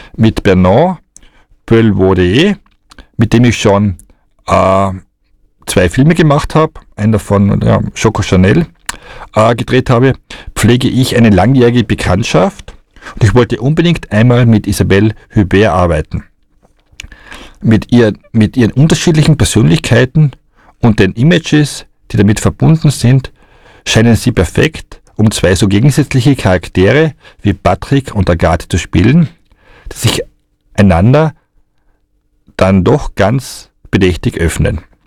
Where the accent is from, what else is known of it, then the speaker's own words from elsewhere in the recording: Austria; bei uns in Österreich